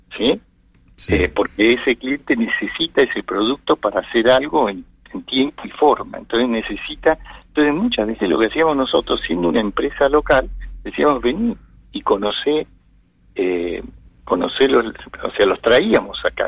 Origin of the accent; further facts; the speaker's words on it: Argentina; me gusta vivir en mi país, tengo mis hijos, mis nietos, y, quiero seguir viviendo acá.